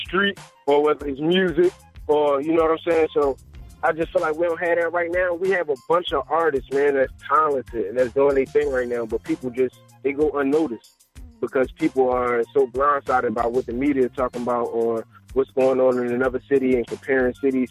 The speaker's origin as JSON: {"language": "English", "town": "Philadelphia", "region": "Pennsylvania", "country": "United States", "said": "I'm from Philly, uptown area"}